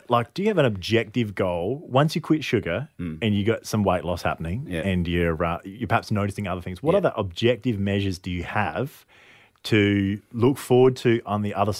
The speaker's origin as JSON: {"language": "English", "town": "Adelaide", "region": "South Australia", "country": "Australia", "tie": "born or raised there", "said": "Adelaide's my hometown."}